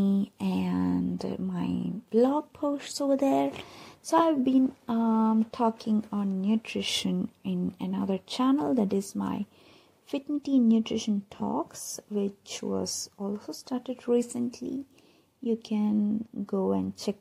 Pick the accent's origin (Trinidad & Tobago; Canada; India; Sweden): India; Hyderabad, Telangana; I'm from Hyderabad